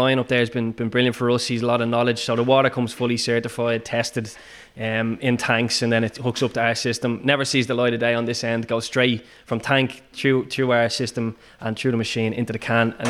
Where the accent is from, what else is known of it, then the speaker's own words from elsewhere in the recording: Ireland; And then again, as you said, the fact we're Irish just adds that lovely little kind of advantage for us.